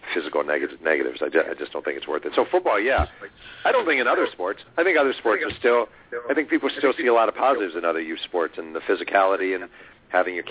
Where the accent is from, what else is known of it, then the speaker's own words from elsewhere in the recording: Mahopac, New York, United States; moved away; when I was growing up in Mayo Pack, New York, fall ball literally did not exist